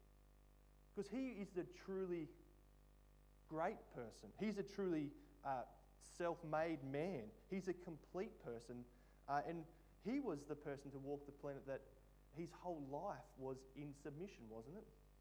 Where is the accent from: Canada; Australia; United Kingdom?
Australia; a part of being an Aussie